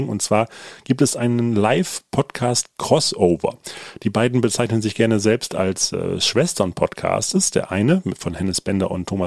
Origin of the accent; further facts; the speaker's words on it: Ruhr area, North Rhine-Westphalia, Germany; moved away as an adult; now in Hamburg, Germany; Ruhrpott-Proll ist ja quasi äh, zweiter Vorname mehr oder weniger.